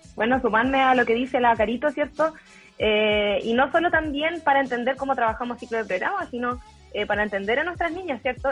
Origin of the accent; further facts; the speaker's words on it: Temuco, Araucanía, Chile; soy de Temuco, de la zona de la frontera